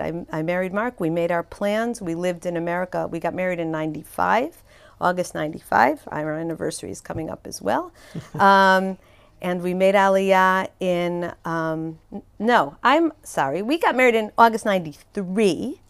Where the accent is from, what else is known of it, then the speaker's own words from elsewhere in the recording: Chicago, Illinois, United States; moved away as an adult; also born or lived in Skokie, Illinois; now in Israel; I grew up in Chicago